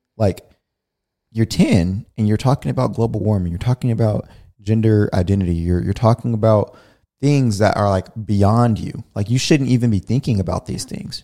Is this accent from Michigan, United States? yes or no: no; California, United States; we grew up in California